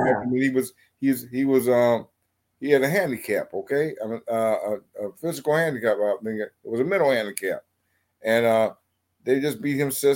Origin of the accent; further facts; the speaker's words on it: Chicago, Illinois, United States; I was raised in projects in Chicago